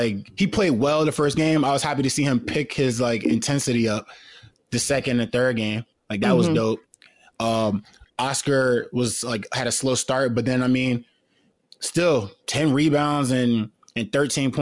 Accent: North New Jersey, United States; growing up in North New Jersey

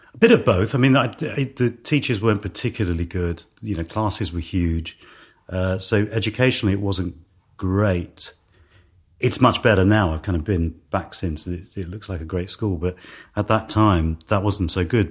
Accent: London, United Kingdom; also born or lived in Ealing; I was born in Ealing and then Hounslow, which is kind of, uh, uh, well, it's probably under one of the flight paths to Heathrow. Um, it's still in West London

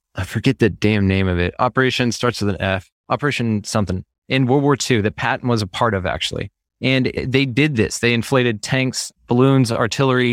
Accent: Texas, United States; I'm from, born and raised in Texas

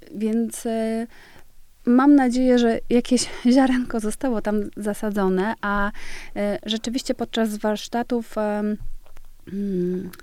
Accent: Świdwin, West Pomeranian Voivodeship, Poland; moved away; also born or lived in Stargard, Poland / Denmark; urodziłam się w Stargardzie Szczecińskim, tam jest duża część mojej rodziny, y, ale czasy dzieciństwa i taki młodzieńcze spędziłam w malutkiej miejscowości Świdwin

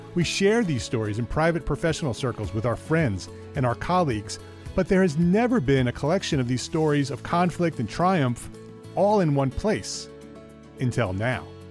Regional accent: Paramus, New Jersey, United States; I grew up in Paramus, that's why I asked. Bergen County

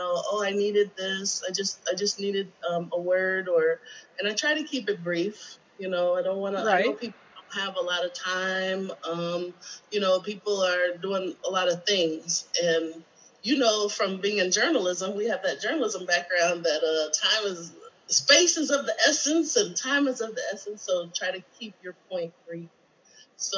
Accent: Michigan, United States; moved away as an adult; my hometown, Michigan

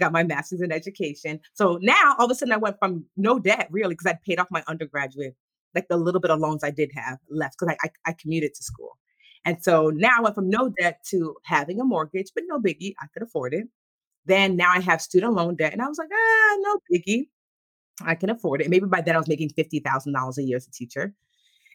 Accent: Nigeria; So we grew up, and plus we're Nigerian, so it's already compounded.

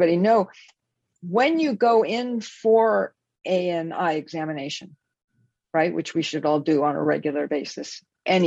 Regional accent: Los Angeles, California, United States; born or raised there; now in Bay Area, United States

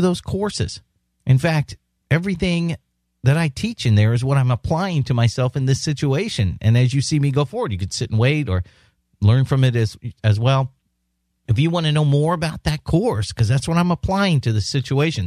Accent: San Diego, California, United States; San Diego, my hometown.

